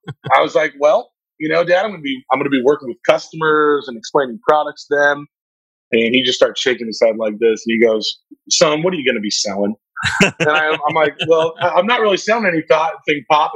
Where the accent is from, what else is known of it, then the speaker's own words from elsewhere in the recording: Pittsboro, North Carolina, United States; I was born and raised in rural North Carolina